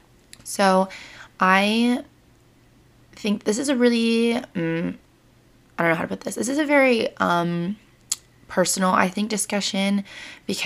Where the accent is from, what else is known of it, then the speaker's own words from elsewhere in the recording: United States; People know that I'm Vietnamese American